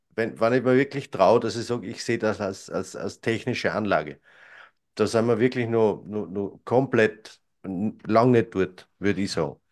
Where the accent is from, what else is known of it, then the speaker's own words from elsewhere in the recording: Austria; bei uns in Österreich